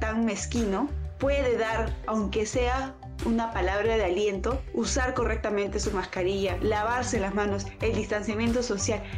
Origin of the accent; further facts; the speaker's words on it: Peru; como mamá, como mujer, como peruana